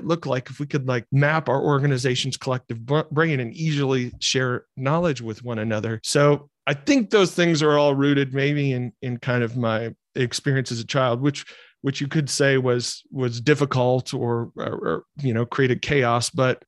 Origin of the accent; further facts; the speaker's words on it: Michigan, United States; So growing up in Michigan, I grew up in a loving family